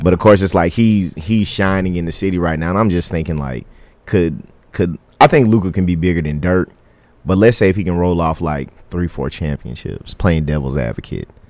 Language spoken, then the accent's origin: English; Killeen, Texas, United States; moved away as an adult; now in Dallas, United States; I grew up in Killeen, Texas